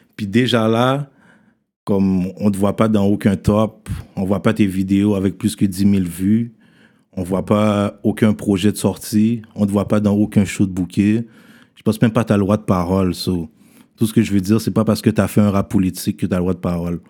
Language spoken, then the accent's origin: French; Haiti; On est haïtien